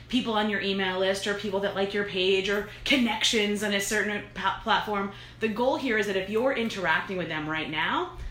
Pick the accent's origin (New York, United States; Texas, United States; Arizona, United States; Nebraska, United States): New York, United States; I'm from New York